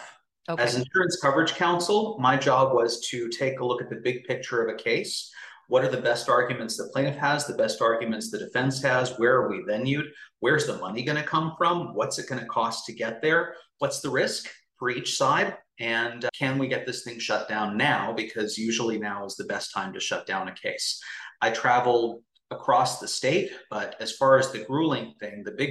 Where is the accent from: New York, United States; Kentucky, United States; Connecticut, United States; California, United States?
California, United States; Bay Area; moved away as an adult; also born or lived in Los Angeles; I grew up in the Bay Area. Prior to law school, that's where I had lived